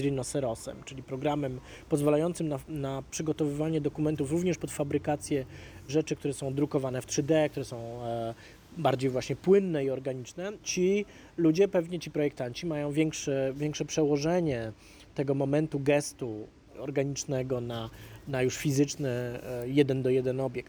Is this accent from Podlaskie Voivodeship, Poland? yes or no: no; Warsaw, Masovian Voivodeship, Poland; Ja wychowywałem się na Ursynowie